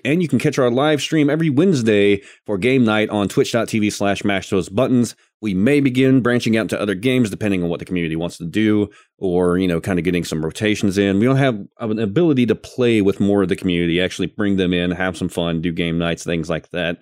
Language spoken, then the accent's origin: English; the South, United States; I'm from the South